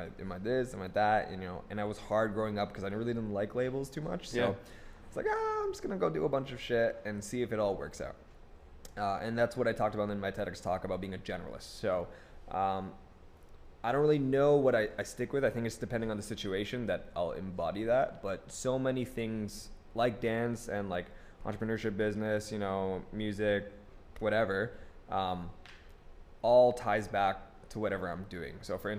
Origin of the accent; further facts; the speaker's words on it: Philippines; But I'm Filipino, so like.